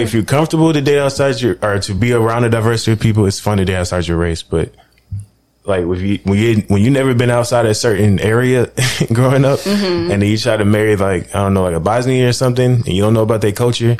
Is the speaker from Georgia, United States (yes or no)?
yes; Atlanta, Georgia, United States; also born or lived in New Orleans; I was born in Atlanta, and then I was here since then. But then I have a lot of family from New Orleans, so I was back and forth between Atlanta and New Orleans.